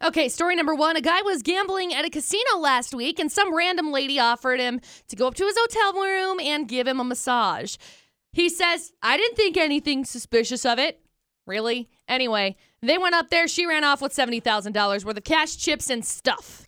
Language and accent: English; Utah, United States; we're from Utah, born, raised